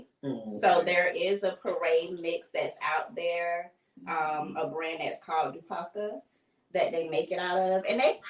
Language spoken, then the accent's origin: English; Fort Lauderdale, Florida, United States; I am originally from Fort Lauderdale, Florida. Fort Lauderdale? Yes. Born and raised.